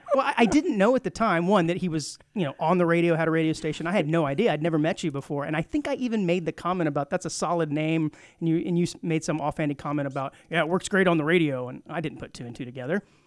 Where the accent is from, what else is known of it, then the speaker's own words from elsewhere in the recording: Rio Grande Valley, Texas, United States; also born or lived in Fort Worth, Texas; now in Montgomery County, Texas, United States; I grew up in the Rio Grande Valley, way down southern tip by South Padre Island